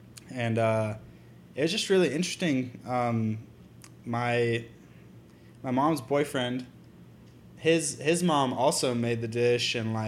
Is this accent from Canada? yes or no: no; Littleton, Colorado, United States; moved away; also born or lived in Las Animas, Colorado / Gwinnett County, Georgia; Littleton, I lived in Littleton, then, like, until I was 18 and I moved to Atlanta, I lived in Gwinnett. Mm-hmm. And those were both just suburbs.